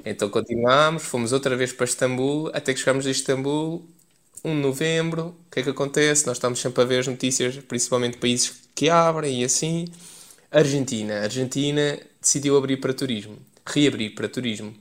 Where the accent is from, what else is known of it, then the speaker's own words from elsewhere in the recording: Leiria, Centro, Portugal; moved away as an adult; also born or lived in Paris; eu sou de Leiria